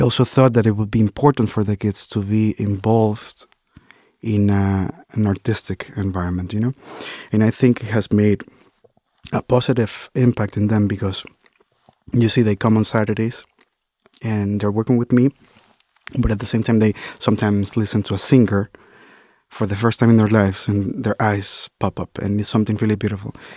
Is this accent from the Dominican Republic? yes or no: yes; Dominican Republic; now in United States; as an immigrant, you know, and growing up in the Dominican Republic